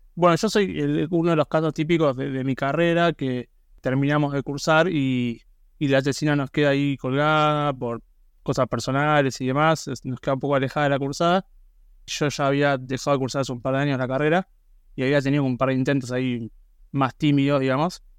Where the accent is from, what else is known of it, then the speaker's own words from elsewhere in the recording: Buenos Aires, Argentina; yo soy de Buenos Aires, estoy ahora mismo y soy del barrio de Belgrano, este, me crié acá, viví toda la vida acá